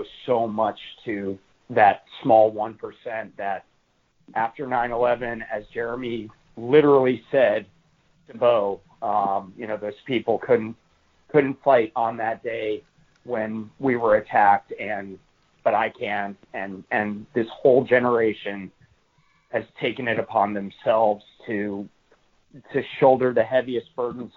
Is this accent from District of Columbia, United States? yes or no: yes; Washington, District of Columbia, United States; moved away; our nation's capital where I grew up